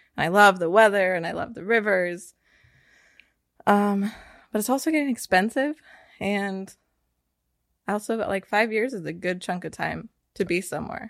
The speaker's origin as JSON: {"language": "English", "region": "Northern California", "country": "United States", "tie": "born or raised there", "moved": "yes", "lives_now": "Austin, United States", "said": "I grew up in Northern California, but I've lived in lots of different states before I ended up here in Austin"}